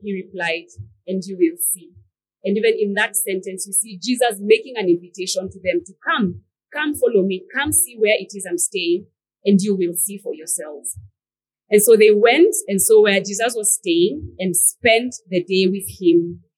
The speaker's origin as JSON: {"language": "English", "region": "Nairobi", "country": "Kenya", "tie": "born or raised there", "also_born_or_lived": "Machakos, Kenya", "said": "growing up as an African child and a pastor's child for that matter growing up in Nairobi and in Machakos"}